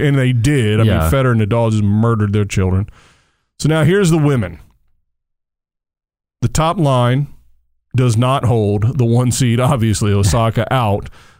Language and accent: English; United States; as an American